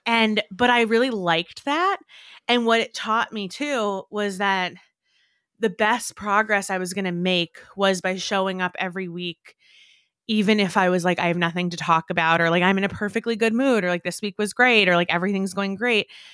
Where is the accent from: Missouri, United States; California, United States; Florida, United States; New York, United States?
New York, United States; growing up in New York